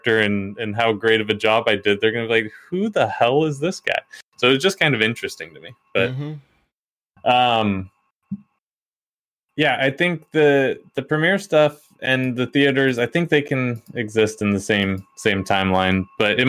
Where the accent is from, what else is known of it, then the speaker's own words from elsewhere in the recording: United States; as an American, this dude comes to our country